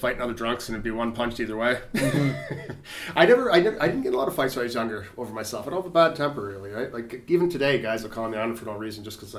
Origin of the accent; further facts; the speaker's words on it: Smiths Falls, Ontario, Canada; moved away; I'm from Smiths Falls originally.